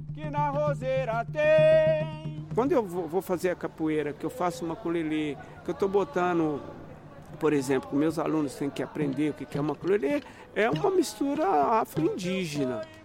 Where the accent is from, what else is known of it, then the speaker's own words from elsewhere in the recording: Estrela do Sul, Minas Gerais, Brazil; moved away as an adult; now in São Paulo, Brazil; eu sou mineiro, lá de Estrela do Sul, do Triângulo Mineiro, tenho 75 anos. Sou de uma família de congadeiros lá de Minas, vim para São Paulo em 1967